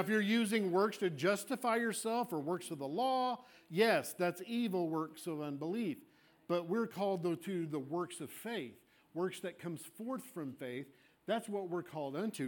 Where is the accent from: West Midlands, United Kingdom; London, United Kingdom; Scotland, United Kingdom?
Scotland, United Kingdom; I am a Scot. I'm Scottish.